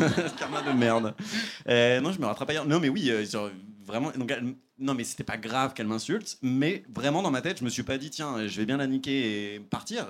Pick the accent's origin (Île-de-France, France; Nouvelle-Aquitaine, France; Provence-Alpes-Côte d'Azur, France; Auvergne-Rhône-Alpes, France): Île-de-France, France; moi, je viens de banlieue, euh, des HLM de banlieue